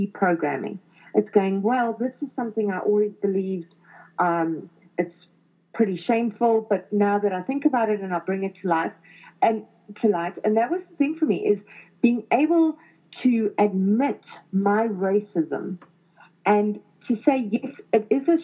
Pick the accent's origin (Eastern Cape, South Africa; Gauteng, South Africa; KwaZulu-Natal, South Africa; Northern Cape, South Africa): Gauteng, South Africa; Johannesburg; moved away as an adult; now in Toronto, Canada; growing up in South Africa